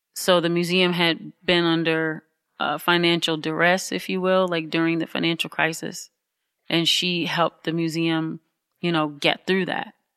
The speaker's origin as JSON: {"language": "English", "town": "Highland Park", "region": "Michigan", "country": "United States", "tie": "born or raised there", "lives_now": "Detroit, United States", "said": "I was born in Highland Park. Mm-hmm, Highland Park Hospital"}